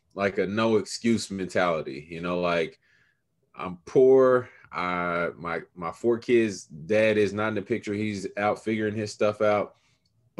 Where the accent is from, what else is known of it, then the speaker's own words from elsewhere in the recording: Kansas City, Missouri, United States; I am a product of this here town that I love, Kansas City, Missouri. Grew up early on in the 30s and 40s, so on the east side of Kansas City